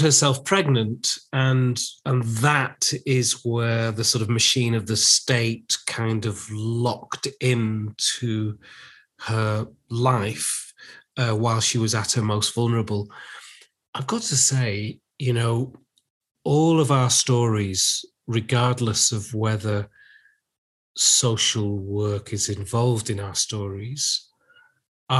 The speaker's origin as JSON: {"language": "English", "area": "Lancashire", "region": "North West England", "country": "United Kingdom", "tie": "born or raised there", "also_born_or_lived": "Manchester / London", "said": "I'm actually from Lancashire. So I wasn't brought up in Manchester. I was brought up in the villages of Lancashire"}